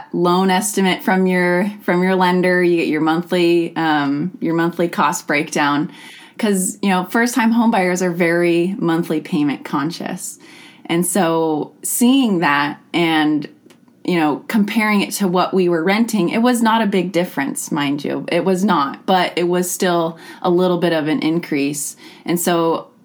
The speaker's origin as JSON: {"language": "English", "area": "Skagit County", "region": "Washington", "country": "United States", "tie": "born or raised there", "also_born_or_lived": "Bellingham, Washington", "said": "I was born and raised in Skagit, and so I have some really strong hometown roots here"}